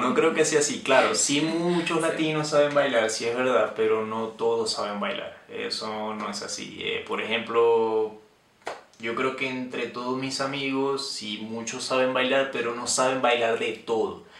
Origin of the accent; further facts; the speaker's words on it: Venezuela; moved away; yo soy de Venezuela